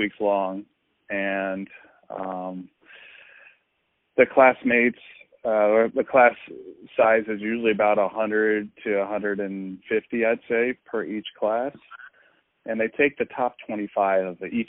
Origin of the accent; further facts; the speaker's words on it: just outside Atlanta, Georgia, United States; I grew up in Georgia, just outside Atlanta